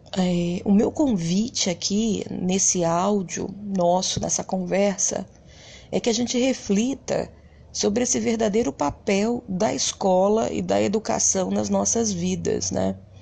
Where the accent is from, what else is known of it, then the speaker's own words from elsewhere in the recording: Rio de Janeiro, Brazil; Eu venho de um bairro bastante humilde no Rio de Janeiro chamado Bangu. E eu costumo sempre dizer para as pessoas a minha origem